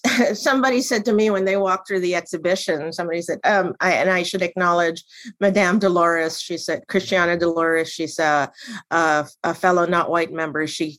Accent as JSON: {"language": "English", "town": "Manila", "region": "Metro Manila", "country": "Philippines", "moved": "as an adult", "lives_now": "Pittsburgh, United States", "said": "I consider myself a Pittsburgher. I moved to Pittsburgh from Manila, Philippines, back in 1992. So I've lived in Pittsburgh for 30 years with the intention of going to Pitt."}